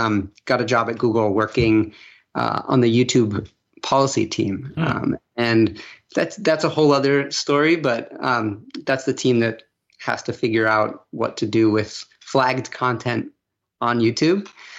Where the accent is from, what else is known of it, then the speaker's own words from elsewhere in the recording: Venezuela; I grew up abroad. I grew up in Venezuela. I had a very privileged upbringing, went to international schools